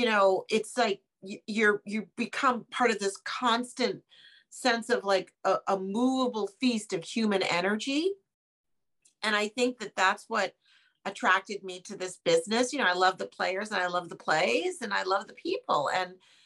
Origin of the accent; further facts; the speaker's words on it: New York City, New York, United States; I am a New Yorker